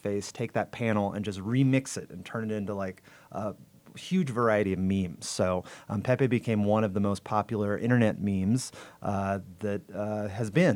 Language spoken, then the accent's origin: English; Los Angeles, California, United States; Los Angeles